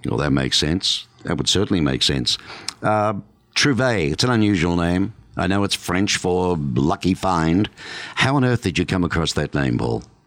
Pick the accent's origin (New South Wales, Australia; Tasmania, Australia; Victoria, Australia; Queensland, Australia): Victoria, Australia; Melbourne; now in Tucson, United States; Melbourne, my hometown